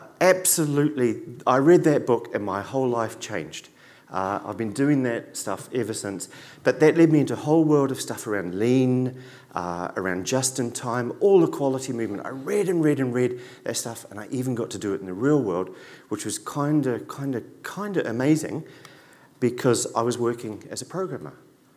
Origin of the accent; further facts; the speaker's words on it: New Zealand; also born or lived in Dublin, Ireland; I lived in Dublin for 3 years, from 97 to 2000. I came here from New Zealand.